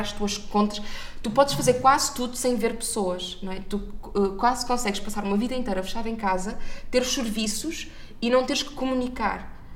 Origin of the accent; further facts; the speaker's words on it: Maia, Norte, Portugal; à Maia, à minha terra